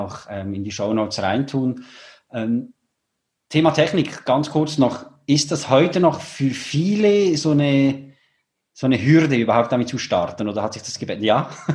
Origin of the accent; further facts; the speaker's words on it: Switzerland; ich bin ja aus der Schweiz